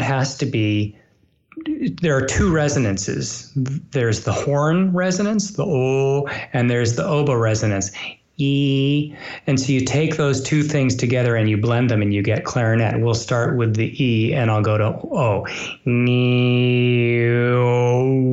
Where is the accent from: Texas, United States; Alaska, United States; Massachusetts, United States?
Massachusetts, United States; I grew up in Massachusetts, where the Boston Symphony is